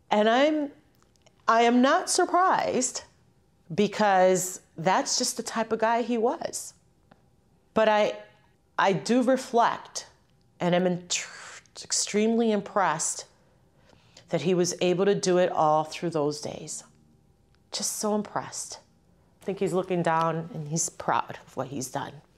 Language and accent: English; Holyoke, Massachusetts, United States; also born or lived in Ciales, Puerto Rico; Holyoke, the city that I grew up in. I came here from Puerto Rico. I was born in Ciales, Puerto Rico, in un campito, en la montaña. I came here when I was two years old